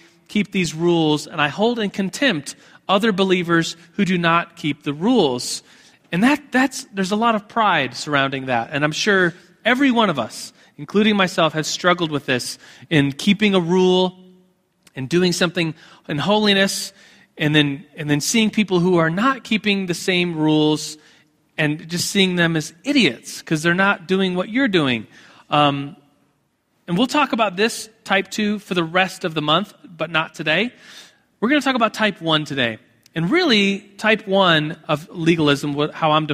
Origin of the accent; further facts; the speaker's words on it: United States; as American evangelicals